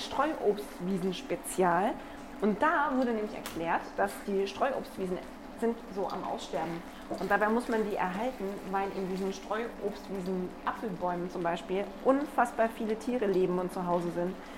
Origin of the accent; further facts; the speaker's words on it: Black Forest, Baden-Württemberg, Germany; now in Munich, Germany; ich komme ja aus dem Schwarzwald ursprünglich